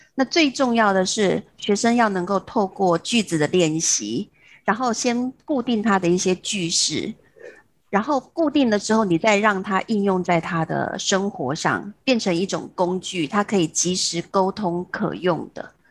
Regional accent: Taiwan; moved away as an adult; now in Hong Kong; 回到我的故乡台湾

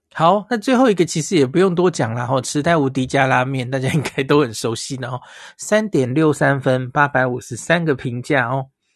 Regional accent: Taiwan; 我们台湾人

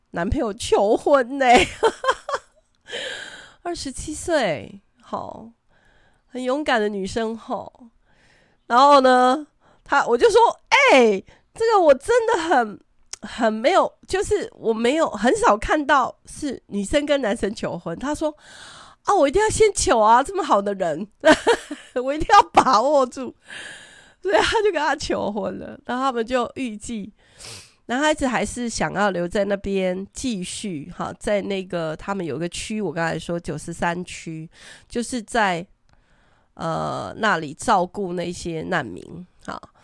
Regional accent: Taiwan; 我们台湾人真的真的很很有爱心

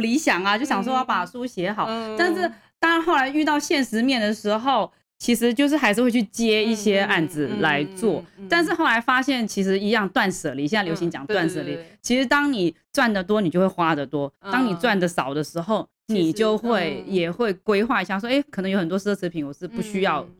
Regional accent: Hong Kong; born there; 其实我是在香港出生

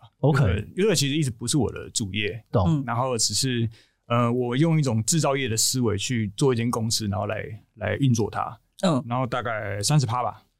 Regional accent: Taichung, Taiwan; 我们台中人

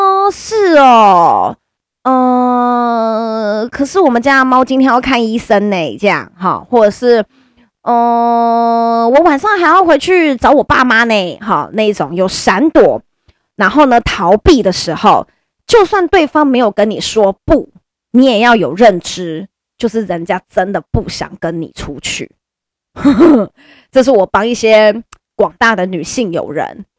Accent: Taiwan; first language Chinese; 我们都是台湾人，就是中文就是我们的母语，那我们也没有人是留学生，或者我们没有人是从小就住在国外的

